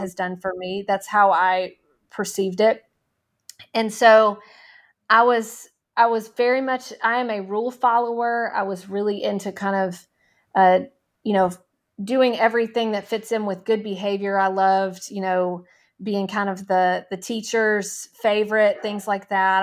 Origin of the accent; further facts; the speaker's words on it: Nashville, Tennessee, United States; I grew up in Nashville, Tennessee